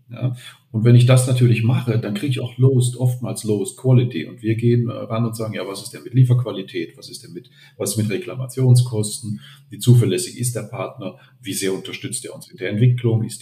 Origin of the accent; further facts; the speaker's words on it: Germany; now in Austria; als Deutscher in Vorarlberg ist man ja ohnehin, man ist ja nicht, man ist ja nicht von hier.